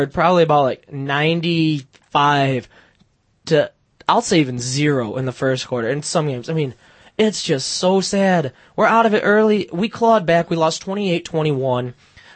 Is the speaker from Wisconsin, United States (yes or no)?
no; Michigan, United States; I'm from Michigan and have been a Detroit fan for so long